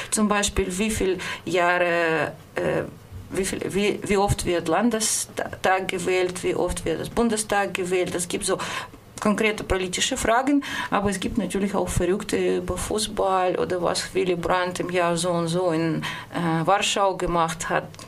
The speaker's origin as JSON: {"language": "German", "country": "Russia", "second_language": "German", "moved": "as an adult", "lives_now": "Germany", "said": "das ist meine Heimat, meine Familie, meine Freunde sind in Russland"}